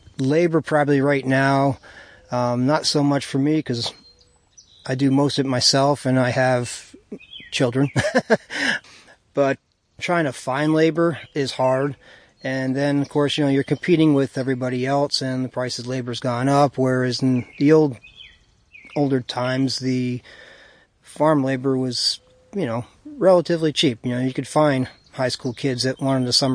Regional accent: Callicoon / Jeffersonville area, New York, United States; As a kid, I grew up in the Calicoon Jeff area, up through Route 52A there.

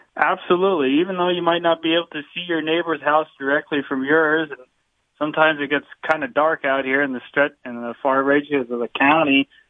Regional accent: Waymart, Pennsylvania, United States; I grew up in Waymart. I attended the Western Wayne schools

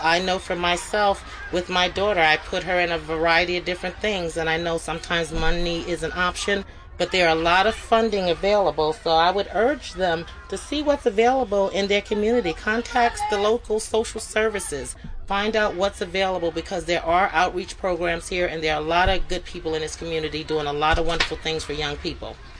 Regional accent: Los Angeles, California, United States; moved away as an adult; also born or lived in Bronx, New York / Sullivan County, New York; now in Liberty, New York, United States; I grew up in Los Angeles

